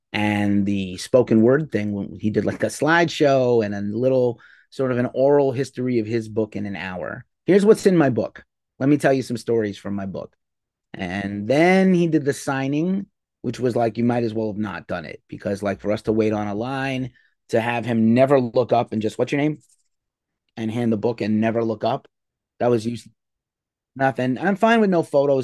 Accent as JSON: {"language": "English", "town": "New York City", "region": "New York", "country": "United States", "tie": "born or raised there", "said": "Madison Square Garden in my hometown"}